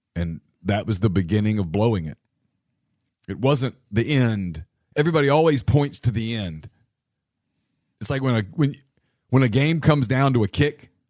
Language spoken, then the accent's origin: English; Louisiana, United States; I am from Louisiana